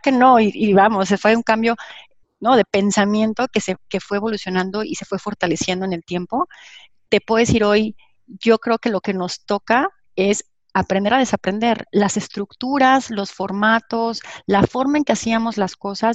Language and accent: Spanish; Mexico; soy orgullosamente mexicana